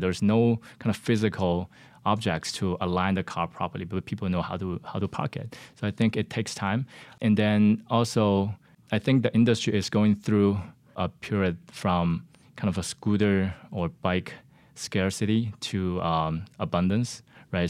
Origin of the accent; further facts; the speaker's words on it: Shenzhen, Guangdong, China; moved away as an adult; now in United States; I was born and raised in China in a city called Shenzhen.